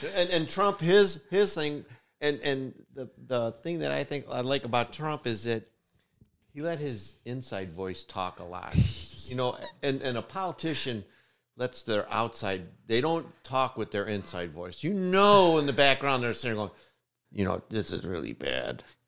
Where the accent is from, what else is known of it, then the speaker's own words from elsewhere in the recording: United States; I was born in America